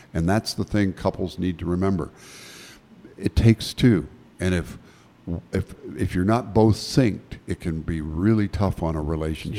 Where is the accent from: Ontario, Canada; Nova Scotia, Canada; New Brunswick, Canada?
Nova Scotia, Canada; moved away; I was born in Nova Scotia